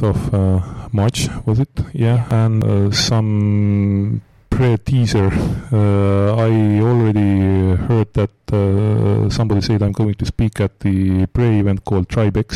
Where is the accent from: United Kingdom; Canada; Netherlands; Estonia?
Estonia; Tartu, Tartu County; I'm from Tartu, which is kind of a similar town in Estonia like Tampere is in Finland